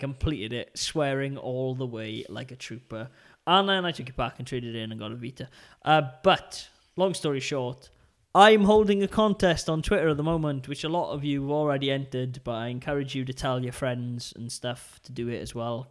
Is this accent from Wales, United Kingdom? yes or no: yes; Port Talbot, Wales, United Kingdom; my hometown of Port Talbot.